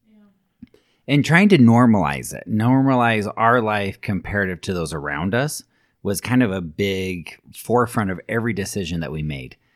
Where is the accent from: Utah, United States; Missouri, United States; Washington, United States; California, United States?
Utah, United States; Alpine; there were several families that I grew up with in Alpine that I went to school with, went to high school, junior high, elementary